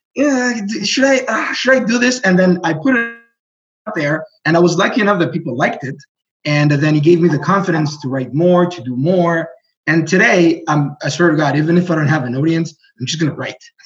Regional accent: Burundi; first language Greek; English is a second language; moved away; also born or lived in Greece; we moved to Burundi

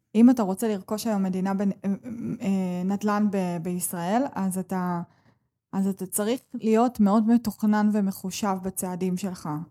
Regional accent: Israel; אני בוחרת לחיות כאן ב, במדינת ישראל, ואני נולדתי כאן

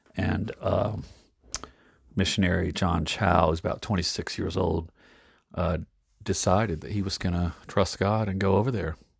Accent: United States; as an American in the United States

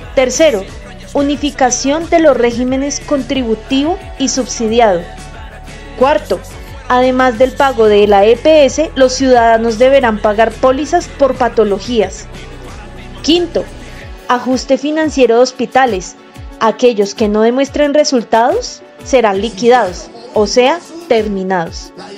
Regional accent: Colombia; merecemos como colombianos

